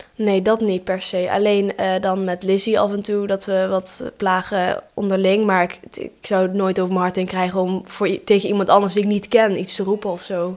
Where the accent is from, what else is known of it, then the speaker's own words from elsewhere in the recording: Eindhoven, North Brabant, Netherlands; ik ben zelf gewoon geboren in Eindhoven hier